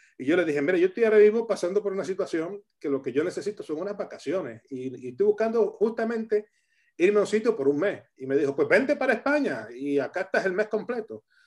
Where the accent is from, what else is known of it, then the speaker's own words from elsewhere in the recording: Camuy, Puerto Rico; moved away as an adult; also born or lived in Arecibo, Puerto Rico; now in Rivas-Vaciamadrid, Spain; yo soy del pueblo de Camuy, vivía a unos dos kilómetros del Ministerio Cristo Viene